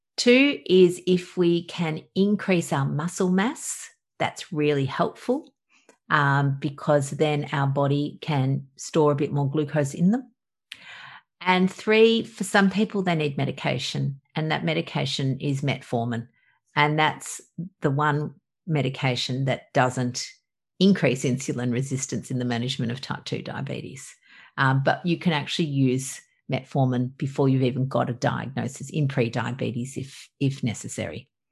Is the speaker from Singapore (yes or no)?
no; Australia; obviously from my accent i'm from australia